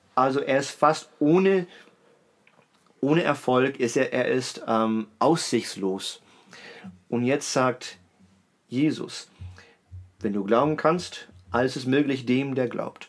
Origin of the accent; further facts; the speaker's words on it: Berlin, Germany; ich bin eben in Berlin groß geworden